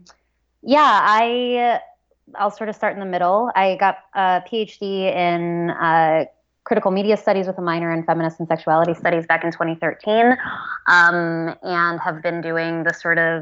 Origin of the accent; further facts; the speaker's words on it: Cleveland, Ohio, United States; also born or lived in Minneapolis-Saint Paul, Minnesota; now in Minneapolis, United States; I'm a Midwesterner. I'm from Ohio originally